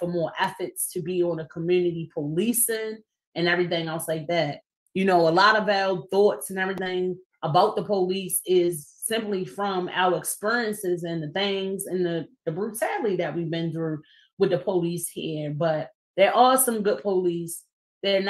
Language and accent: English; Baltimore, Maryland, United States; Councilman Antonio Glover Pucci, who I grew up with in the East Baltimore neighborhood